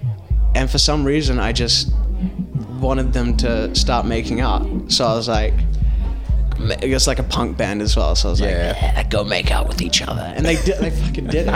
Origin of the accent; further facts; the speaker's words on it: New Zealand; moved away as an adult; now in Amsterdam, Netherlands; I'm from New Zealand